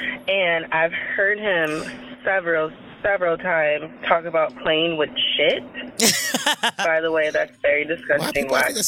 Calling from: Minnesota, United States; I'm calling from Minnesota.

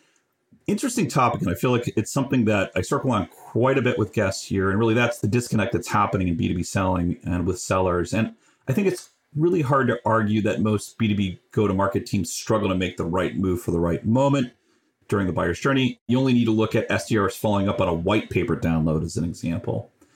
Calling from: California, United States; I'm calling in from Northern California.

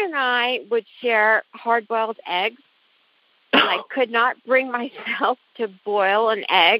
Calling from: New Jersey, United States; I'm calling from New Jersey.

